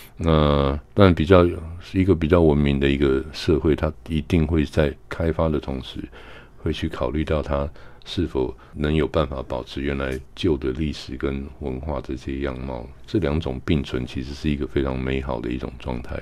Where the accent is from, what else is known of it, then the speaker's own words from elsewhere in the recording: Keelung, Taiwan; moved away as an adult; also born or lived in Spain; 我是在那边长大的嘛